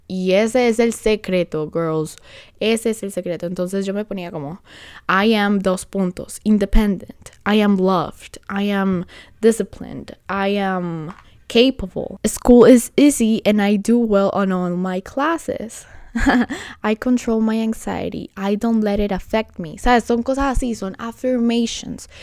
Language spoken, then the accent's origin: Spanish; Colombia; now in Honduras; soy colombiana